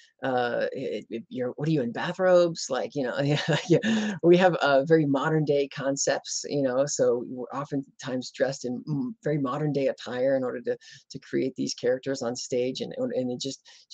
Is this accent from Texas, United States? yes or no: yes; Houston, Texas, United States; also born or lived in Arkansas; now in Lancaster County, Pennsylvania, United States; originally, I'm from Houston, Texas. So I ain't from these parts.